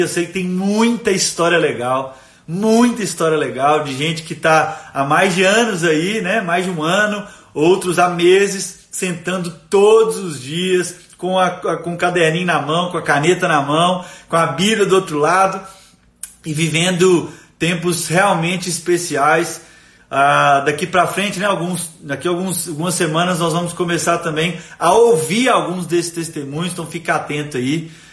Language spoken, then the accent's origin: Portuguese; Timóteo, Minas Gerais, Brazil; Eu sou de Timóteo